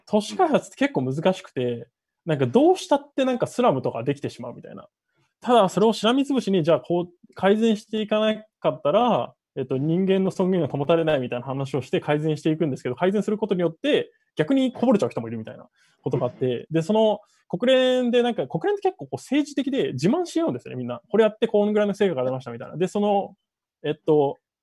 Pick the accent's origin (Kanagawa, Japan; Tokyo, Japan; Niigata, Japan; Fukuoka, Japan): Tokyo, Japan; 3階が僕の実家で、えっと、2階がお父さんの歯医者で、1階が銭湯っていう感じです